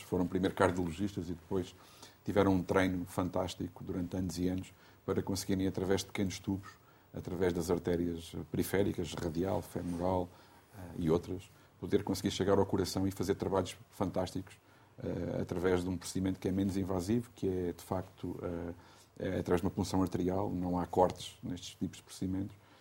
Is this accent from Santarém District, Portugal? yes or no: yes; Riachos, Santarém District, Portugal; na minha terra, eu sou de Riacho, é uma, uma terra pequena